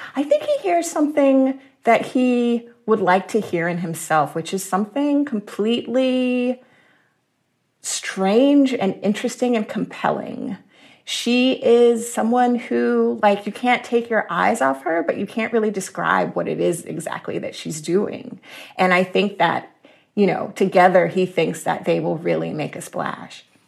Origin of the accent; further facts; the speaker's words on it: Jacksonville, Florida, United States; I was born and raised in Jacksonville, Florida